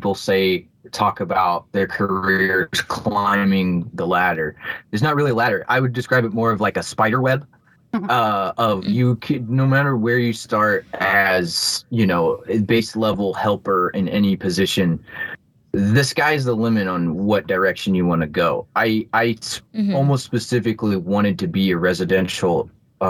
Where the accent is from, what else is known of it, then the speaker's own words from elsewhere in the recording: Bloomington, United States; here in my hometown